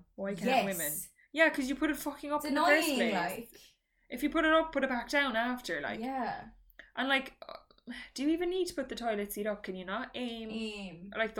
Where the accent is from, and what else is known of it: Ireland